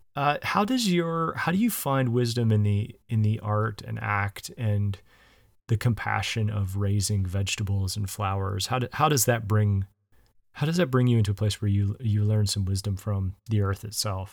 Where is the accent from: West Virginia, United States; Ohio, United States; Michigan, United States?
West Virginia, United States; now in Illinois, United States; I grew up in the South. I grew up in West Virginia.